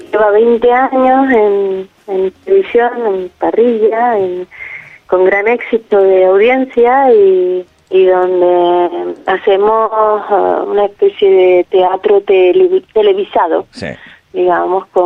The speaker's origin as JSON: {"language": "Spanish", "area": "Gran Canaria", "region": "Canary Islands", "country": "Spain", "said": "soy de Gran Canaria"}